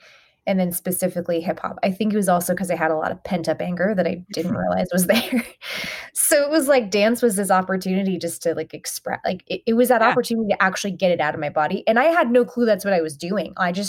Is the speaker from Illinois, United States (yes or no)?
no; Atlanta, Georgia, United States; growing up in Atlanta.